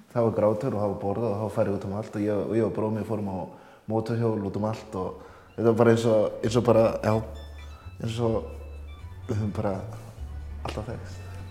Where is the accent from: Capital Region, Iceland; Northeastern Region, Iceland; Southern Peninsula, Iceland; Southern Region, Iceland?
Northeastern Region, Iceland; Akureyri; also born or lived in Ambarawa, Indonesia; ég er frá Akureyri